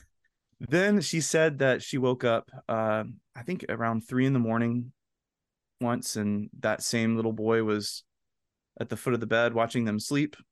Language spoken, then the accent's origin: English; the South, United States; kid growing up in the South